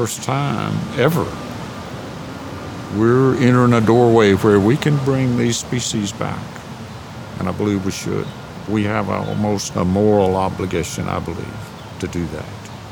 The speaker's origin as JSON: {"language": "English", "area": "Southern Appalachians", "region": "North Carolina", "country": "United States", "tie": "born or raised there", "said": "I grew up in the Southern Appalachians in North Carolina"}